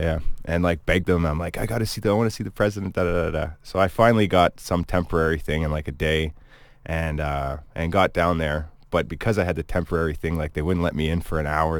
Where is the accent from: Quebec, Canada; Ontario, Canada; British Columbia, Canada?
Ontario, Canada; Cayuga; also born or lived in Hamilton, Ontario / Sault Ste. Marie, Ontario; I'm from Cayuga, but then, you know, a lot of my family was in Hamilton, so I'd stay the summers there